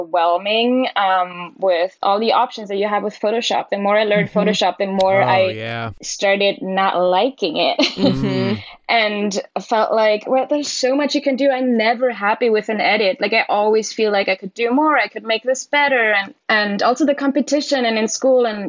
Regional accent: village near Salzburg, Austria; first language German; English is a second language; moved away as an adult; also born or lived in Brooklyn, New York; now in New York City, United States; I'm originally from Austria, grew up in a tiny little town, village in the Alps, close to Salzburg.

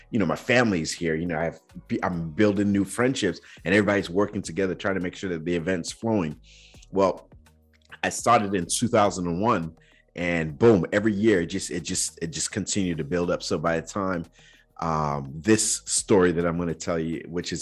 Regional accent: Nigeria; now in United States; growing up in Nigeria

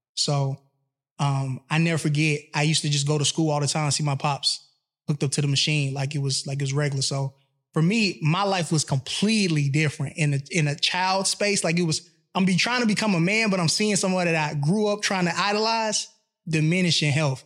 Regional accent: Atlanta, Georgia, United States; moved away as an adult; also born or lived in Mississippi; I've been in Atlanta since I was seven

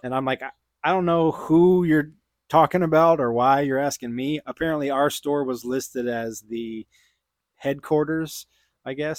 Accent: Houston, Texas, United States; also born or lived in Austin, Texas; I grew up in Houston

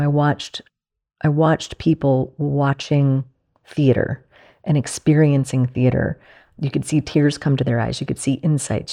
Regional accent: Mamaroneck, New York, United States; I grew up in Mamaroneck, which is on the Long Island Sound, just north of the city

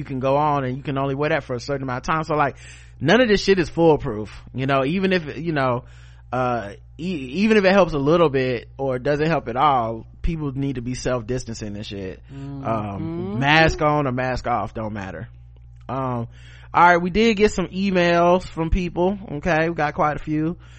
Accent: South Carolina, United States; moved away as an adult; now in Ogden, United States; I'm a middle-aged brother, born and raised in South Carolina, currently living and teaching in Ogden, Utah. I haven't moved out here with my family in 2015.

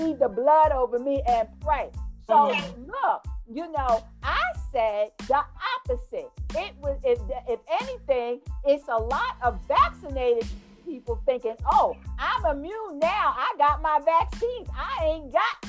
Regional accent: New York City, New York, United States; accent: New York; moved away as an adult; I'm from New York, originally Jamaica, Queens.

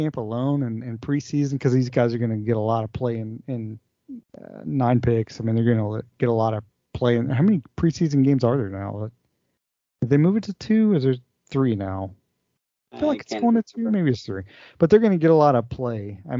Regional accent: Erie, Pennsylvania, United States; I grew up in Erie, PA, but I went to West Virginia.

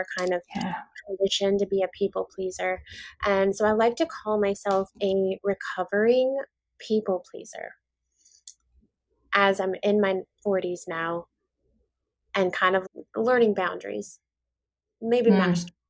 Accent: Maui, Hawaii, United States; I'm born and raised in Maui, Hawaii

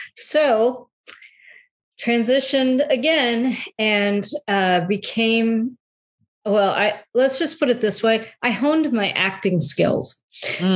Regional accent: Detroit, Michigan, United States; moved away as an adult; also born or lived in South Carolina; I am originally from uh, the Metro Detroit area

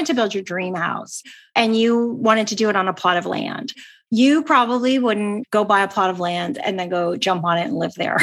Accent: Canada; I'm Canadian

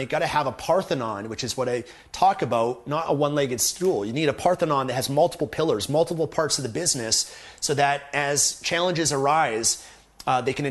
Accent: Canada; as a Canadian

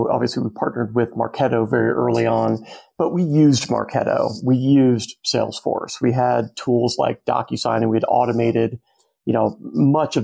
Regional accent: Arizona, United States; I'm from Arizona, like born and raised

